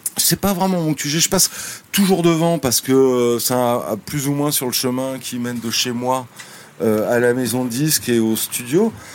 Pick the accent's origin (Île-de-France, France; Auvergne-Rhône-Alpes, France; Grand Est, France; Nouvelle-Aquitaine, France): Île-de-France, France; Cergy-Pontoise; also born or lived in Le Plessis-Bouchard; j'ai grandi à Sergi-Pontoise